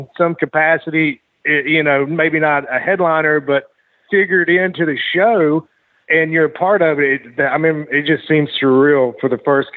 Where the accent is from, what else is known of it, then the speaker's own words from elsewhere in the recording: Louisiana, United States; I grew up in Louisiana and I grew up watching Bill Watts Mid-South and, they used to come to the Monroe Civic Center where I live